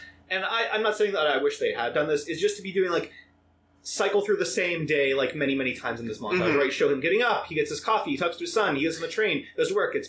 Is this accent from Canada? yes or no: no; Ireland; I was from Ireland, that's why I have this ridiculous accent.